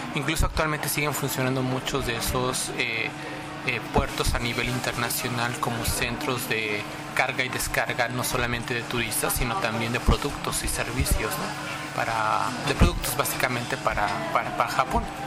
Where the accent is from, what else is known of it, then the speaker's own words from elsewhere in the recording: Mexico; moved away as an adult; now in Japan; soy mexicano